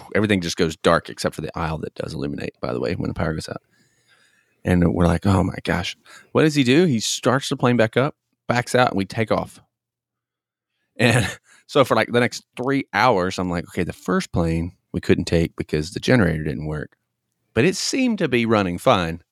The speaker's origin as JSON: {"language": "English", "region": "Tennessee", "country": "United States", "tie": "born or raised there", "said": "I grew up in Tennessee"}